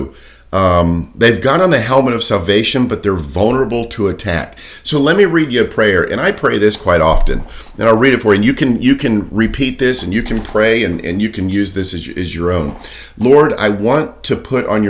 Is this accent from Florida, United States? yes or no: yes; Daytona Beach, Florida, United States; I grew up in Daytona Beach